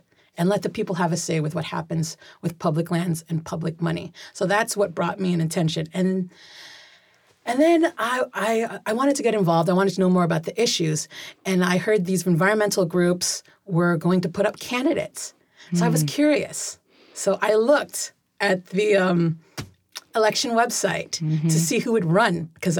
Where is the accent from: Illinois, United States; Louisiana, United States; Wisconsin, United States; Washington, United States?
Washington, United States; Gig Harbor; also born or lived in Manila; I was born in Manila, Philippines, and then immigrated to Seattle, Washington. By first grade, I was in Gig Harbor.